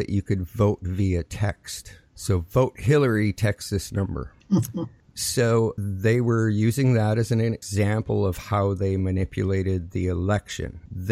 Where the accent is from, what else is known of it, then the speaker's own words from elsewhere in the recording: Canada; as a Canadian